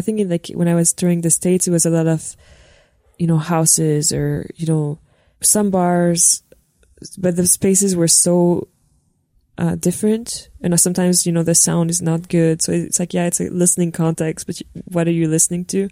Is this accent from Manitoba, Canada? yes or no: no; Montreal, Quebec, Canada; also born or lived in North Shore; I'm I'm from Montreal. Yeah, I was born in the North Shore.